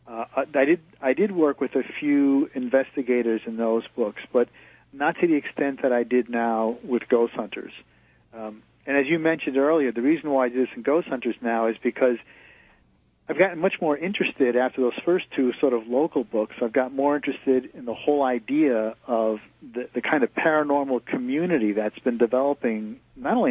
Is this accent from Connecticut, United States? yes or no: yes; Connecticut, United States; I grew up in New England. I grew up in Connecticut.